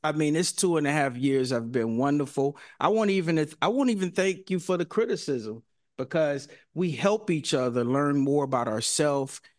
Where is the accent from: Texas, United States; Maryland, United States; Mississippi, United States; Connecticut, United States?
Mississippi, United States; now in San Francisco, United States; I'm from Mississippi too